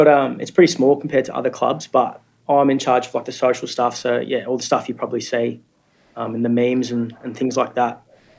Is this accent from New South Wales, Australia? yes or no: no; Canberra, Australian Capital Territory, Australia; I'm actually from Canberra. So I went to the University of Canberra